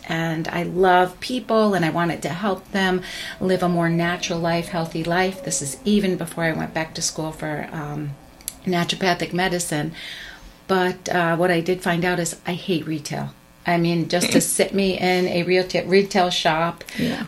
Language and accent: English; Long Island, New York, United States; grew up on Long Island